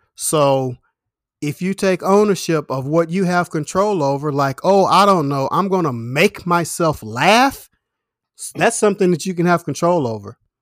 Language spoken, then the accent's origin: English; United States; I'm American